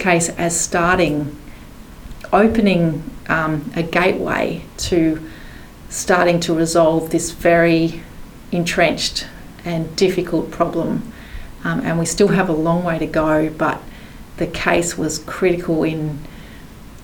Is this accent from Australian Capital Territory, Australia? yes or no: yes; Canberra, Australian Capital Territory, Australia; I grew up in Canberra, which is a very white community.